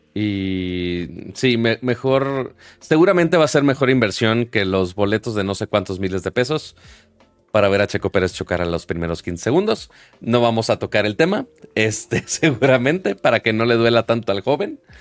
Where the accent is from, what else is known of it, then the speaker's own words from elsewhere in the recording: Monterrey, Nuevo León, Mexico; now in Mexico City, Mexico; uno siendo regio